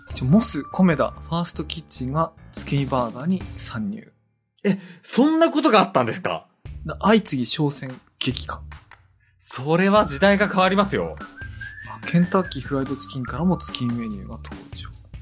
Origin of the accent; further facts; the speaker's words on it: Iwate, Japan; 僕、岩手出身なんですけど